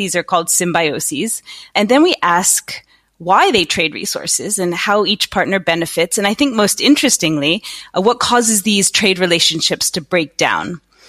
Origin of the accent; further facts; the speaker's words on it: United States; moved away as an adult; also born or lived in East Coast, United States / California, United States; now in Netherlands; I'm American though by birth. Are you? Okay. I am. I grew up in on the East Coast and then in California, but moved to Holland about 15 years ago.